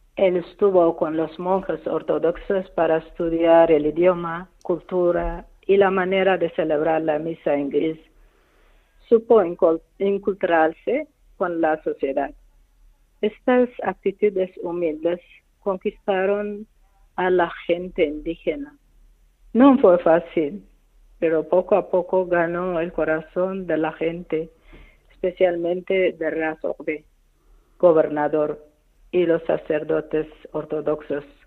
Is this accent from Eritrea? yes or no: yes; Eritrea; Spanish is a second language; moved away; 32 años operado en mi país